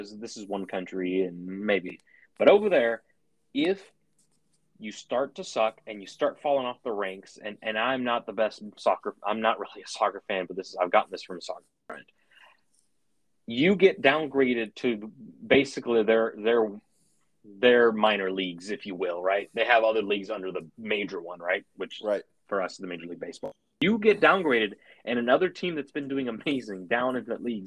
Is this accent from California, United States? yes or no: yes; San Francisco, California, United States; I grew up in the Francisco area